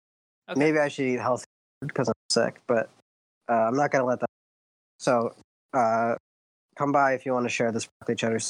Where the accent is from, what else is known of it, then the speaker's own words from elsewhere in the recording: Delaware, United States; I'm from Delaware.